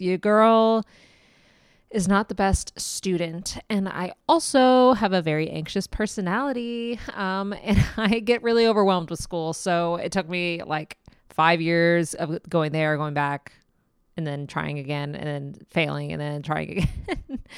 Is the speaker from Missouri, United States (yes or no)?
yes; Kansas City, Missouri, United States; I am from Kansas City, Missouri